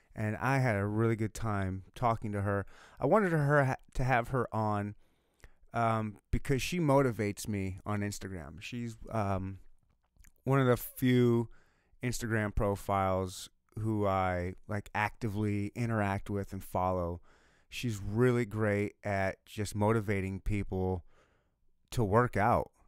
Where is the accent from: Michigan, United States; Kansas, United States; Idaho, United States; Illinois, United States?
Michigan, United States; I was born and raised in Michigan